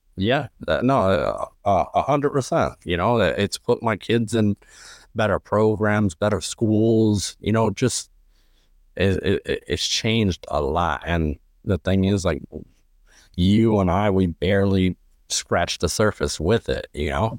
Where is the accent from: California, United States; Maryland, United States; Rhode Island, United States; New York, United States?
New York, United States; New York City; I'm originally from Lower East Side, Manhattan. Um, pretty much grew up there my entire life